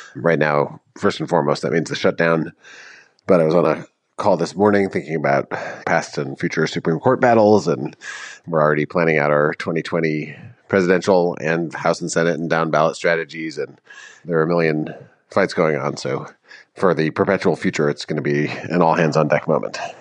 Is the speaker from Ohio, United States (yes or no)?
no; Madison, Wisconsin, United States; moved away as an adult; also born or lived in Washington, District of Columbia, United States; I grew up in Madison